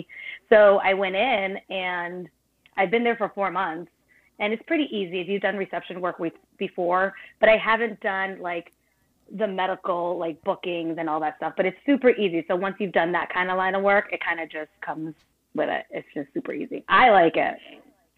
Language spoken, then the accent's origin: English; Cape Cod, Massachusetts, United States; also born or lived in Brooklyn, New York; I was born in Brooklyn and I moved to the Cape, which is Massachusetts, about like, oh gosh, when I was seven. I lived here since.